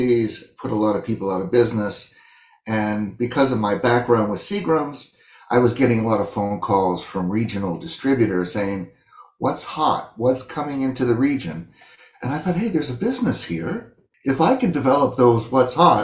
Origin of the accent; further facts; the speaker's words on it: United States; where I was originally from, say America